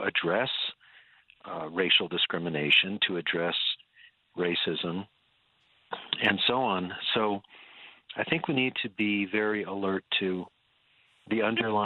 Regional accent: United States; now in Denver, United States; we as American Christians

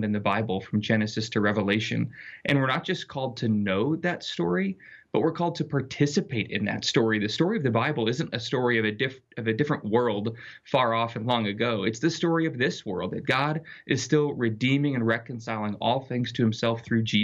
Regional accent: Littleton, Colorado, United States; I grew up in Littleton, Colorado, in a fairly secular environment

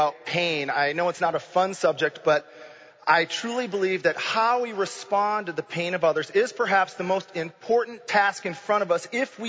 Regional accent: Grand Rapids, Michigan, United States; moved away as an adult; also born or lived in Kankakee, Illinois / Champaign, Illinois; I grew up in Grand Rapids, Michigan, which is about as much in a bubble as you can get

